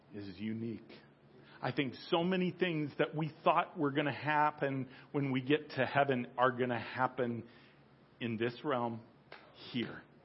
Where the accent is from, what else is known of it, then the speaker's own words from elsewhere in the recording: United States; I'll certainly speak as an American.